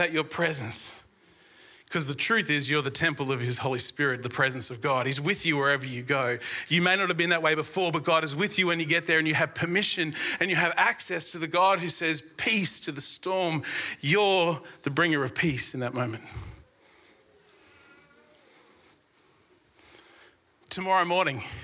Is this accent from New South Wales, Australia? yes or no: no; Brisbane, Queensland, Australia; I grew up in Brisbane